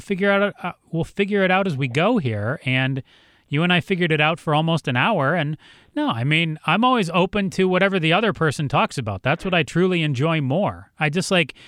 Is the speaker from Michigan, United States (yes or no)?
yes; Ann Arbor, Michigan, United States; grew up in Ann Arbor